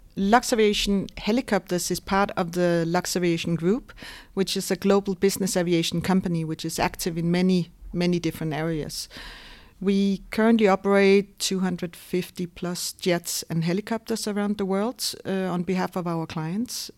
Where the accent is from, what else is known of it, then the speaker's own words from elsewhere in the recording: Denmark; moved away as an adult; now in Luxembourg; I was born and raised in Denmark